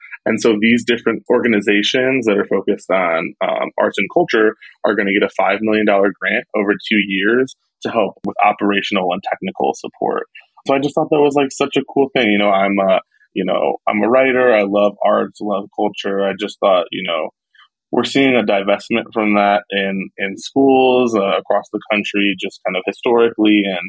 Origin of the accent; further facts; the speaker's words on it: Cleveland, Ohio, United States; now in Houston, United States; I'm a Midwesterner, born and raised in Cleveland, Ohio, moving to Texas, specifically moving to Houston